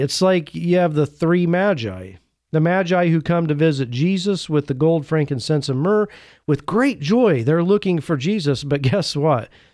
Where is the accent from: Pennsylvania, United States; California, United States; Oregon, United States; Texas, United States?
Oregon, United States; my home state of Oregon